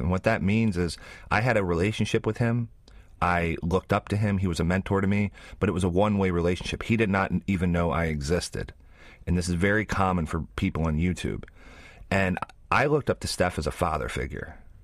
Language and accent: English; West Virginia, United States; moved away as an adult; now in New Zealand; I grew up in West Virginia